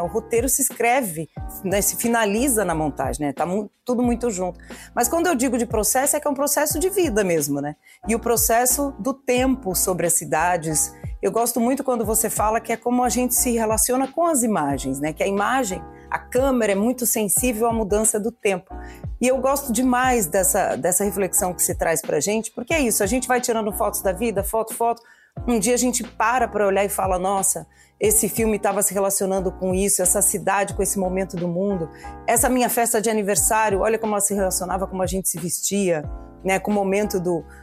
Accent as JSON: {"language": "Portuguese", "region": "São Paulo", "country": "Brazil", "tie": "born or raised there", "said": "eu cresci em São Paulo"}